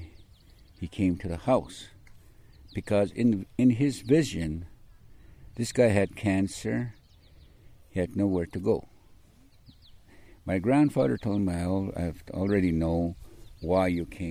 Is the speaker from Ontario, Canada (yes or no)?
no; Siksika Nation, Alberta, Canada; English is a second language; I didn't speak a word of English, nothing. I was raised up traditionally.